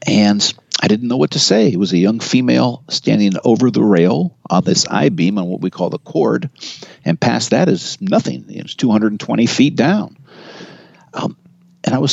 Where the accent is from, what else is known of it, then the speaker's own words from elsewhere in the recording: Marin County, California, United States; I'm from Marin County.